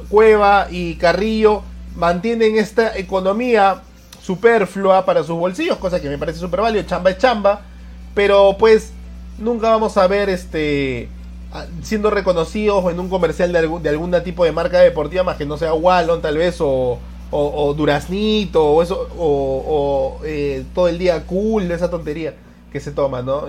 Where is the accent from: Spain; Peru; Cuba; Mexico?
Peru